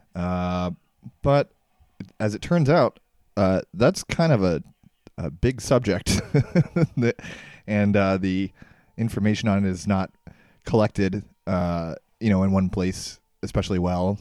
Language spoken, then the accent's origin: English; Ashburn, Virginia, United States; I grew up in Northern Virginia, um, in in Ashburn